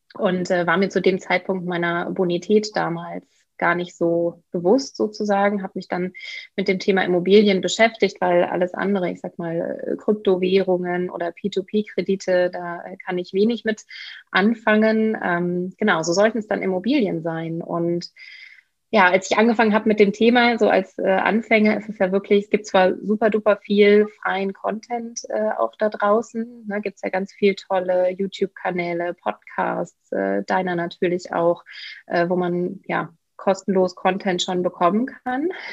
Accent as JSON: {"language": "German", "town": "Bielefeld", "region": "North Rhine-Westphalia", "country": "Germany", "tie": "born or raised there", "said": "ich bin geboren in Bielefeld, äh, okay. das ist Ostwestfalen in NRW. Ich bin aufgewachsen"}